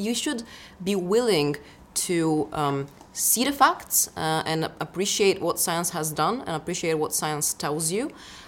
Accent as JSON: {"language": "English", "country": "Bulgaria", "moved": "yes", "lives_now": "London, United Kingdom", "said": "I'm originally from Bulgaria, study cell biology at University College London."}